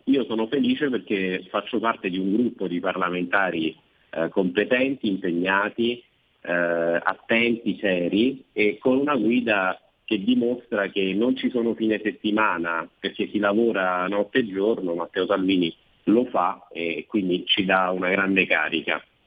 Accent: Province of Caserta, Campania, Italy; della mia provincia, la provincia di Casesta

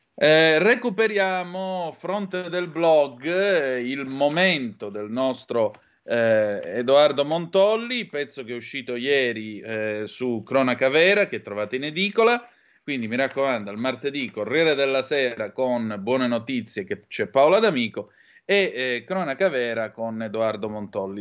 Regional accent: Calabria, Italy; dalle mie parti in Calabria

